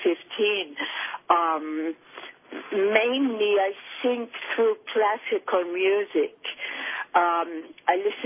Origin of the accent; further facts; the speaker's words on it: Paris, Île-de-France, France; moved away; I grew up in Paris, which I found to be a privilege because Paris is such a beautiful city